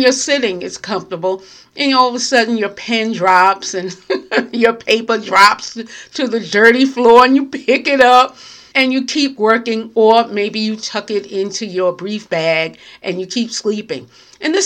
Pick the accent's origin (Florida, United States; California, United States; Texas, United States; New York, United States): New York, United States; now in New Jersey, United States; I'm in New Jersey, very close to New York. I am a New Yorker, but I'm very close to New York